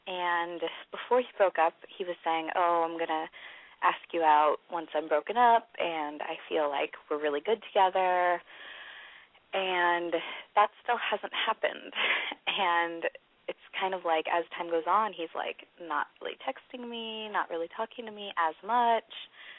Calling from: California, United States; I am from the Bay Area, and I'm 21.

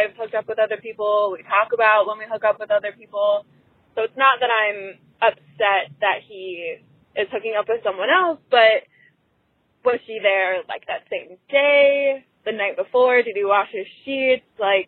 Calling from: Chicago, Illinois, United States; I'm 26. I'm calling from Chicago.

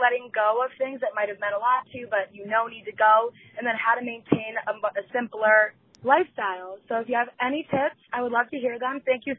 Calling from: Michigan, United States; I'm calling from Michigan

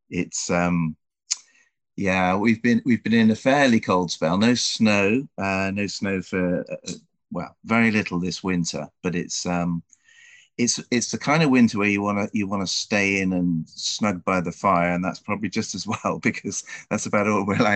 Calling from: Dulwich, London, United Kingdom; Uh, I'm joining you from Dulwich in South London.

